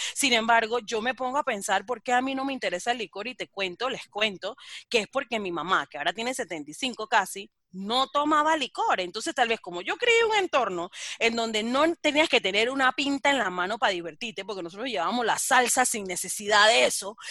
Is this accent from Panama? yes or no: yes; Colón, Panama; yo soy negra de Colón